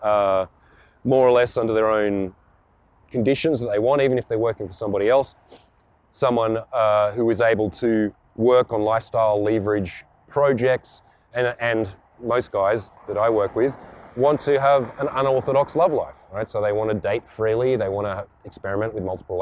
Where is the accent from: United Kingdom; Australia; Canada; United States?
Australia; Canberra, Australian Capital Territory; I was born in Canberra, Australia, the most boring, sterile city in the Southern Hemisphere.